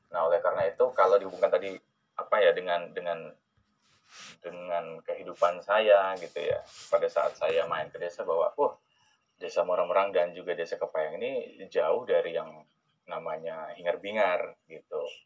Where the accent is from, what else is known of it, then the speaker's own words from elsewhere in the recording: Jambi, Indonesia; moved away; saya asal dari Jambi